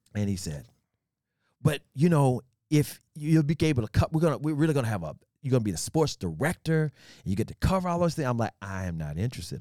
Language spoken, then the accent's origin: English; Memphis, Tennessee, United States; also born or lived in Oklahoma City, Oklahoma; I was growing up in Memphis, uh, when I went to grade school in Oklahoma City, and we, we moved to Memphis when I was in the mid, middle school.